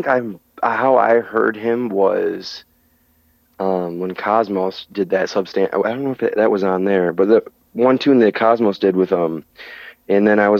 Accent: Midwest, United States; I'm from the Midwest and we get snowstorms

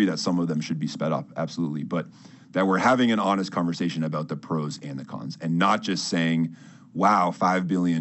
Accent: Brookline, Massachusetts, United States; I grew up in Brookline

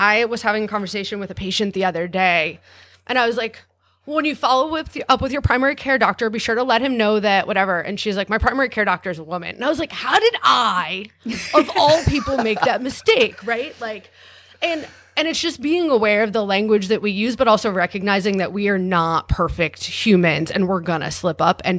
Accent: New York, United States; I'm a New Yorker.

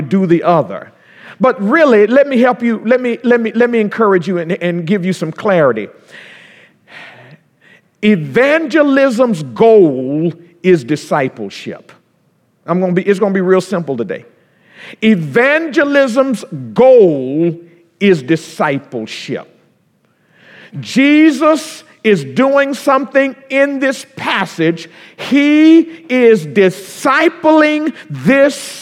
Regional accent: Florida, United States; moved away; down home where I'm from in Florida

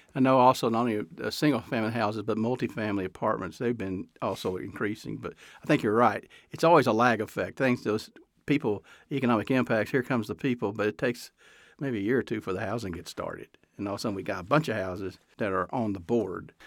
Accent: Texas, United States; now in Reno, United States; I grew up in Texas

